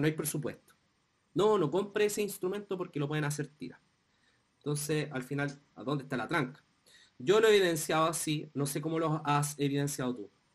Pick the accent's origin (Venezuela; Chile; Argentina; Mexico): Chile; nosotros vivimos como chilenos